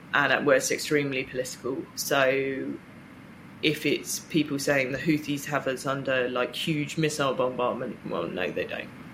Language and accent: English; Reading, South East England, United Kingdom; I grew up in Reading